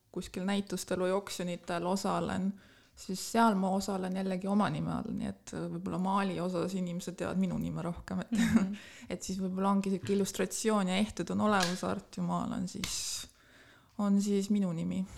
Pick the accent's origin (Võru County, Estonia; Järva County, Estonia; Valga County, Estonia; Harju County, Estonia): Harju County, Estonia; Tallinn; moved away as an adult; now in Tartu, Estonia; ma olen tegelikult pärit Tallinnast, ma olen ah. sündinud Tallinnas, käinud koolis Tallinnas